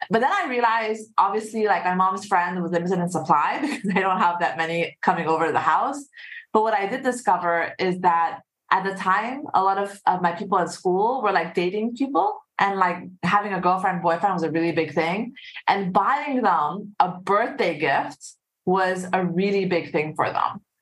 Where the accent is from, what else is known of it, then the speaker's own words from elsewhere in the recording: Saudi Arabia; So um, I'm half Egyptian, half Singaporean. And uh, I grew up in actually in Saudi Arabia.